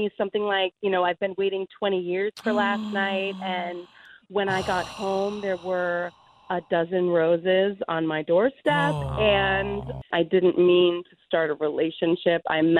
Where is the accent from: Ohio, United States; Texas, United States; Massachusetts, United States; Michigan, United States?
Ohio, United States; moved away; I'm from Ohio